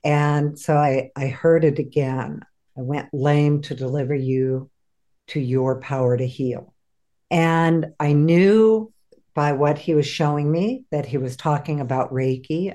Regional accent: San Diego, California, United States; moved away as an adult; also born or lived in Oregon; I grew up in San Diego, California, and ended up moving to Oregon

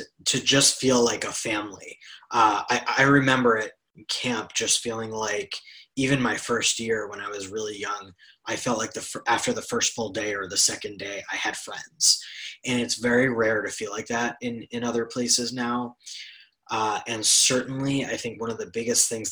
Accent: New York City, New York, United States; I grew up in New York City

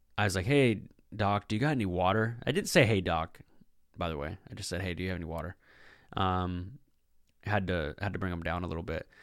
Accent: Puget Sound, Washington, United States; I'm from the Puget Sound.

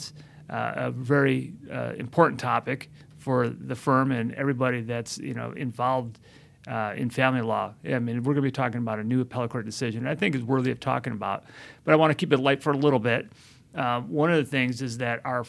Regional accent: Chicago, Illinois, United States; now in Los Angeles, United States; I come from Chicago.

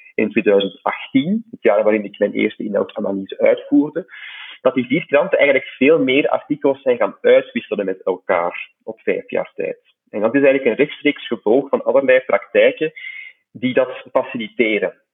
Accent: Flanders, Belgium; bij ons in Vlaanderen

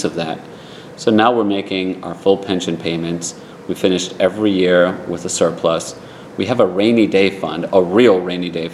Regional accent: Providence, Rhode Island, United States; When I was growing up in Providence, our city wasn't known for being a safe city

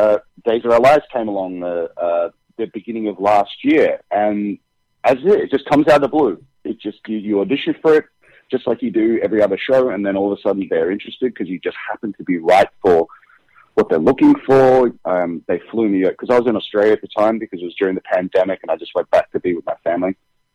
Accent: United Kingdom; now in United States; On Days of Our Lives, I'm British, so it's not much of a change for me. But when I first came over to America, I think for 3 months straight, I just started speaking with an American accent.

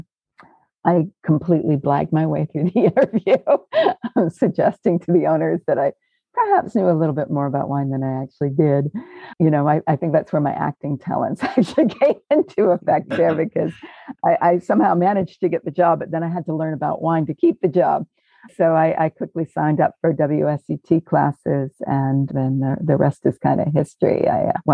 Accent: Maine, United States; moved away as an adult; also born or lived in London; I grew up in Maine.

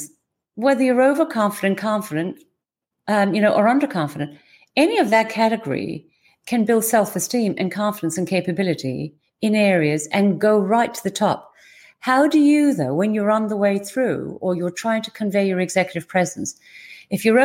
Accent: Ireland; being typically Irish

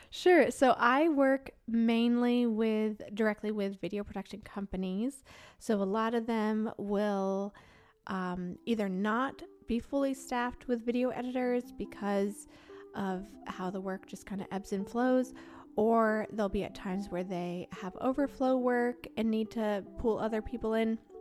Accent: Maine, United States; moved away as an adult; also born or lived in South Carolina; I grew up in Maine

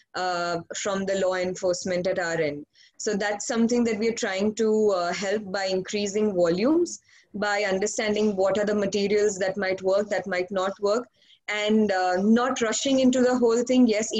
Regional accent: India; I hail from India

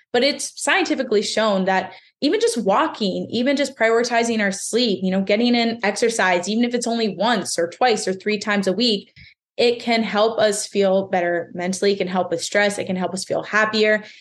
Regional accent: Pennsylvania, United States; I'm from Pennsylvania

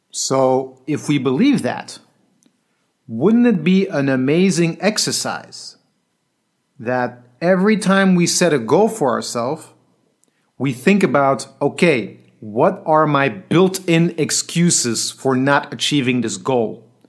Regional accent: Belgium; moved away; some guys I grew up with in Belgium in the breaking scene

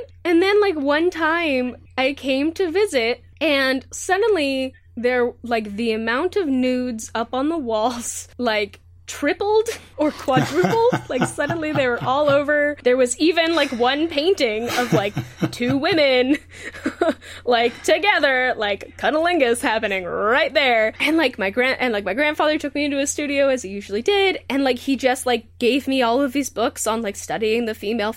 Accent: Southern California, United States; also born or lived in Santa Cruz; the town that I grew up in Southern California is still actually relatively conservative

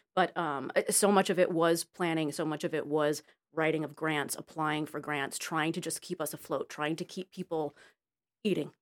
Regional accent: Connecticut, United States; moved away as an adult; also born or lived in Florida / New York; now in Los Angeles, United States; I was raised in Connecticut

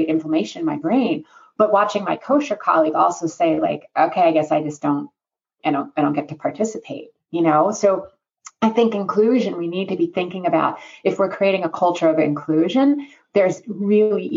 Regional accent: New York, United States; I'm a New Yorker, and living in New York

